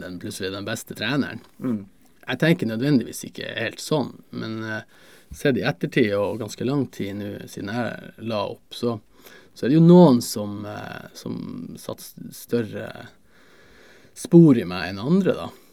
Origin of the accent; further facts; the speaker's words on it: Narvik, Nordland, Norway; also born or lived in England; now in Tromsø, Norway; jeg er fra Beisfjord